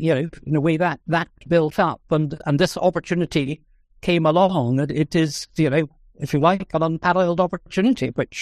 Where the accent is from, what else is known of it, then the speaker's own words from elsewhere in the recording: Scotland, United Kingdom; Well, I think, despite the fact that I'm from Scotland, which is kind of near the other polar region